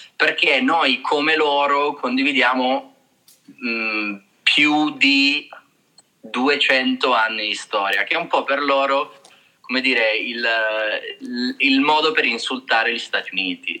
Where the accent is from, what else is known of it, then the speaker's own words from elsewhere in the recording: Trani, Apulia, Italy; now in China; sono tornato in Puglia, eh, perché io sono pugliese, la stessa città di Carlo, di Trani